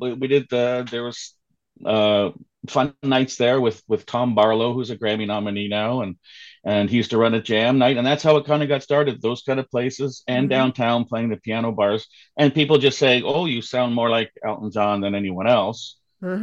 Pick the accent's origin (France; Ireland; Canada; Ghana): Canada; Toronto, Ontario; also born or lived in Richmond Hill; I came to Richmond Hill in grade 10. I was born in the Beaches downtown. Mm-hmm. Spent a little time when I lived with my parents in North York, and then came to Richmond Hill with them